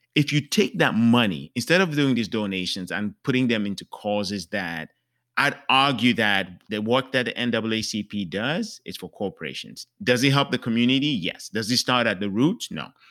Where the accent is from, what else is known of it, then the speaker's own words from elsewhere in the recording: Cameroon; moved away; I'm from Cameroon, that's where I was born.